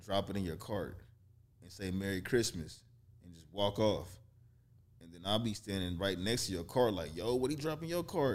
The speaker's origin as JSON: {"language": "English", "town": "Kansas City", "region": "Missouri", "country": "United States", "tie": "born or raised there", "also_born_or_lived": "Detroit, Michigan", "moved": "yes", "said": "I was born in Detroit, raised in Kansas City, Missouri"}